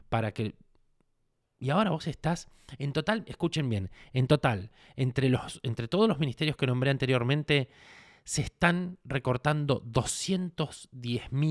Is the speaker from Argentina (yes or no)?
yes; Argentina; porque soy un argentino, un argentino que tiene, tiene parientes, tiene gente que necesita